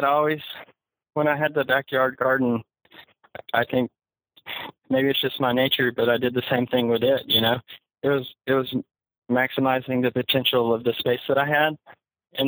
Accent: Enterprise, Alabama, United States; moved away as an adult; now in Austin, United States; We're both from Southeast Alabama, went to high school in Enterprise, Alabama.

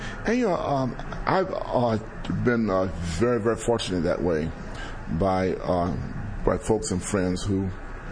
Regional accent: Los Angeles, California, United States; I was from South L.A., and I knew everybody

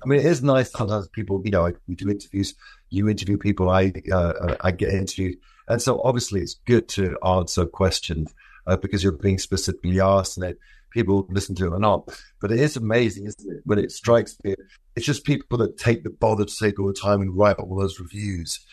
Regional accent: London, United Kingdom; I'm from London.

